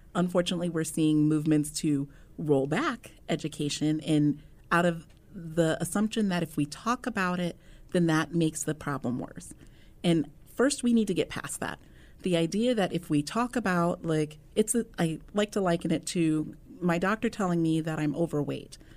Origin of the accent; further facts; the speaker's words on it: Omaha, Nebraska, United States; born and raised in Omaha